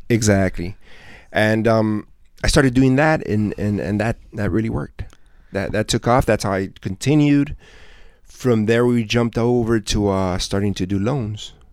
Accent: South Gate, California, United States; I grew up I grew up here in Southgate, so I was mm-hmm. born and raised here.

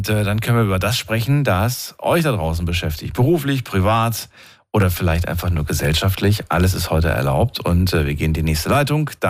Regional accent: Mannheim, Baden-Württemberg, Germany; also born or lived in Ukraine; ich komme aus Mannheim.

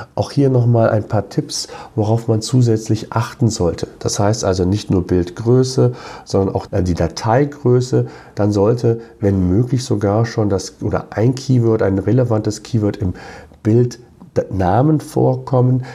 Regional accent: near Cologne, North Rhine-Westphalia, Germany; Ich komme ja selbst aus der Nähe von Köln.

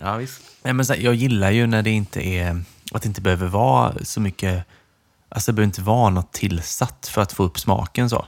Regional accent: Nässjö, Jönköping County, Sweden; moved away; jag är ju från Nässjö egentligen

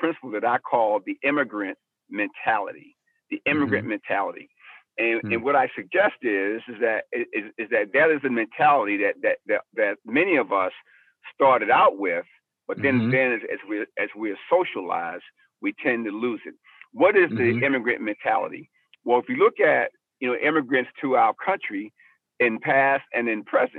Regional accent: Baltimore, Maryland, United States; I was raised in South Baltimore in the projects there

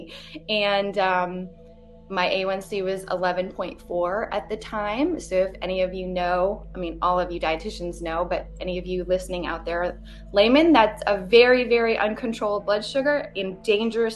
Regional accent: Vermont, United States; moved away as an adult; also born or lived in Hawaii; now in Johnson City, United States; I'm from Vermont

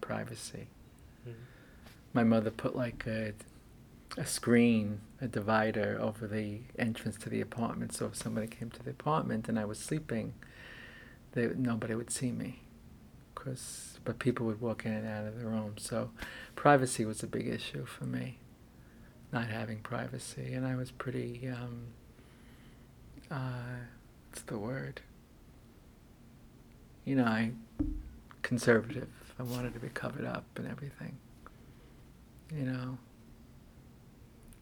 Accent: New York City, New York, United States; born or raised there; also born or lived in Bronx, New York

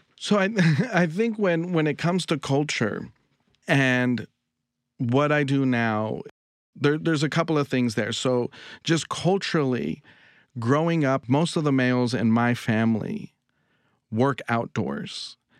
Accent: Los Angeles, California, United States; I'm from Northeast L A, an area called Highland Park

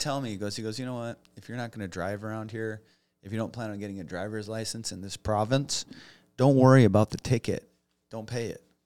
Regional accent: United States; also born or lived in Los Angeles; I'm from the States

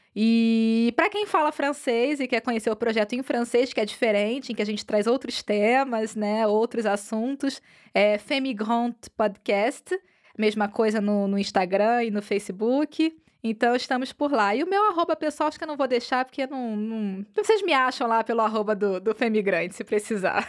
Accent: Brazil; now in Europe; enquanto brasileiras

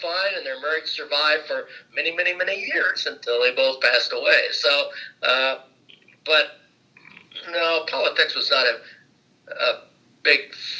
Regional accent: Francesville, Indiana, United States; also born or lived in Rensselaer, Indiana; now in Fort Myers, United States; I grew up in Francisville, Indiana, which is a town of small town in Pulaski County, about 1,000 people or less.

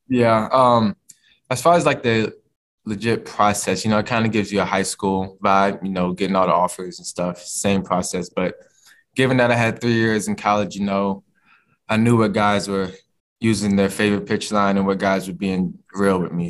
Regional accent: Virginia, United States; moved away as an adult; now in Kentucky, United States; being a Virginia guy, you know, my process growing up was, you know, I always wanted to represent my home state

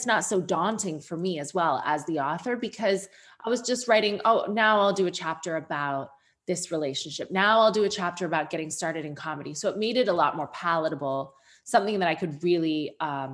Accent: Sarnia, Ontario, Canada; born or raised there; moved away

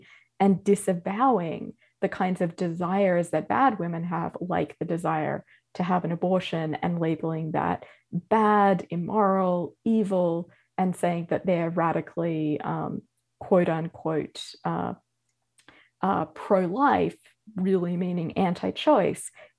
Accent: Australia; now in United States; as an Australian

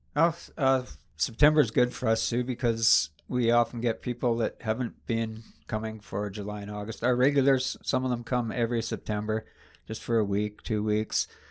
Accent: Gravenhurst, Ontario, Canada; I grew up in Gravenhurst, uh, Farquhar Street.

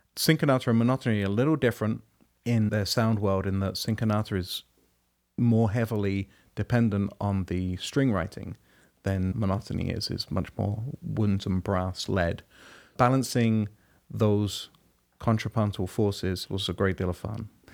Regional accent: London, United Kingdom; moved away as an adult; now in United States; Growing up in London and being there and going to school there

